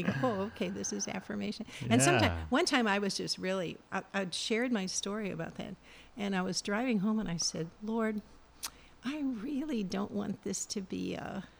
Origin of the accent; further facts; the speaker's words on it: Missouri, United States; moved away; I'm from Missouri.